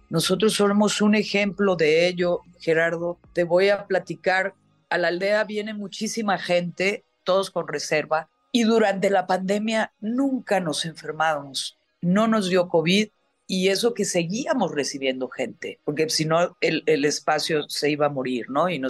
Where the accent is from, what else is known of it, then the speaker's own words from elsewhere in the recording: Mexico; volcán de mi tierra, que es obviamente mexicano